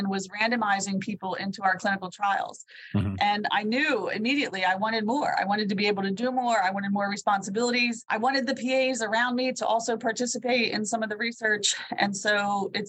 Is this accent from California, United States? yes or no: no; Pennsylvania, United States; I found St. Francis in Loretto, Pennsylvania, my home state